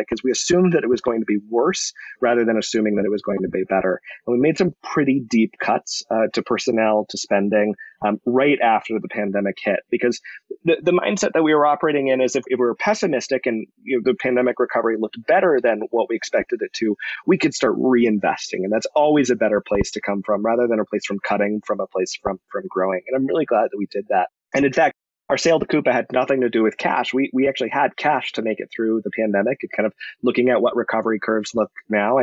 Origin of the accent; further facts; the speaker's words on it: Colorado, United States; born and raised in Colorado, went to CU for school